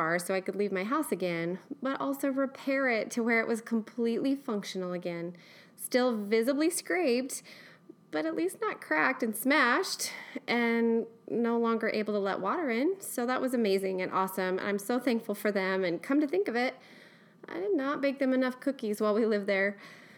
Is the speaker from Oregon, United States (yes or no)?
yes; Eugene, Oregon, United States; West Coast, born and raised in Eugene, Oregon girl